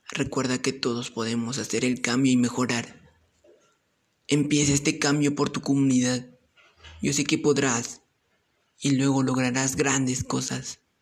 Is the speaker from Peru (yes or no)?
yes; Chupaca Province, Junín, Peru; soy del departamento de Junín y pertenezco a la provincia de Chupaca